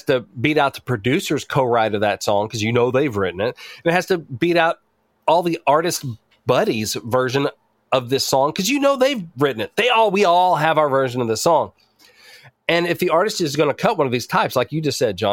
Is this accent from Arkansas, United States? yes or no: yes; Batesville, Arkansas, United States; where I grew up in Batesville, Arkansas